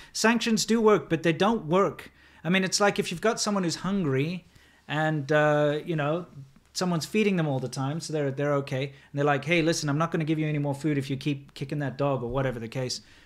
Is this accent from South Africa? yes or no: yes; South Africa; moved away as an adult; also born or lived in China; as a person growing up in South Africa